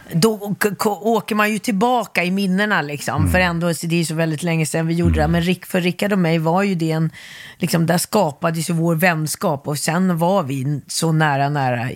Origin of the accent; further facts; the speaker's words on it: Stockholm, Stockholm County, Sweden; also born or lived in Gothenburg, Sweden / Helsingborg, Sweden / Västerås, Sweden; Stockholmstjej från jag var 9-10 mm. år.